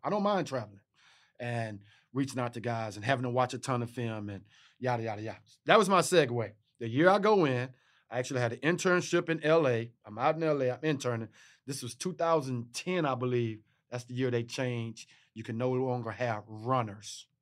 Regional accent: Texas, United States; I'm from Texas

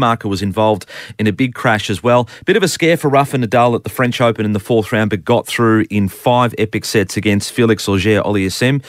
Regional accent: Victoria, Australia; I'm from Victoria

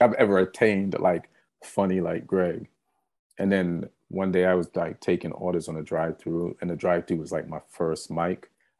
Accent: Jamaica; also born or lived in England; now in United States; I say I was like, came to America from Jamaica, but I was born in England.

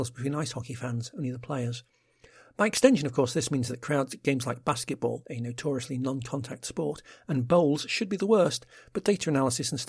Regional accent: England, United Kingdom; As an Englishman used to soccer stadia, the first thing that became apparent wasn't so much the bars inside the stadium

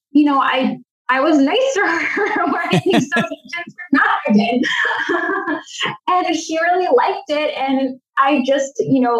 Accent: Massachusetts, United States; I'm from Massachusetts

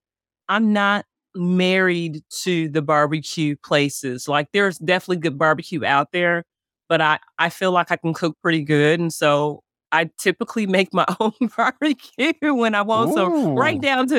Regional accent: the North, United States; now in Memphis, United States; The difference North versus South is interesting, but I'm from the North.

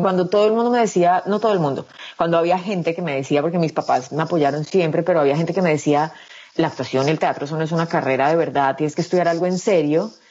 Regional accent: Medellín, Antioquia, Colombia; moved away as an adult; also born or lived in Bogotá; yo soy de Medellín, yo nací el 19 de diciembre del 86 en Medellín, viví en Medellín hasta los 19 años, cuando me mudé a Bogotá

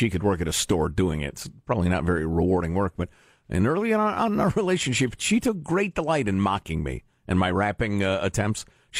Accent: Chicago, Illinois, United States; I slept over the garage in Chicago in the wintertime

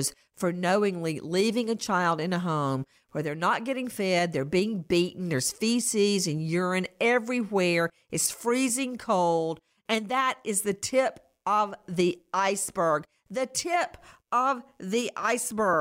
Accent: Macon, Georgia, United States; moved away; I went back to my hometown of Macon

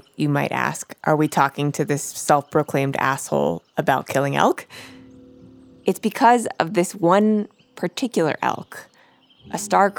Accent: Miami, Florida, United States; now in Brooklyn, United States; I'm like from Miami, Florida. I live in Brooklyn.

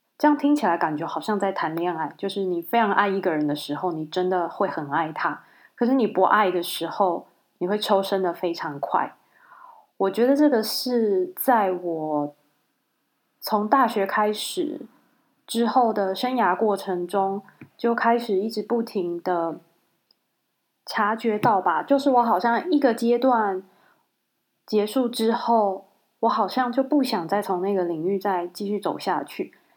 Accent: Kaohsiung, Taiwan; 因为我是高雄人

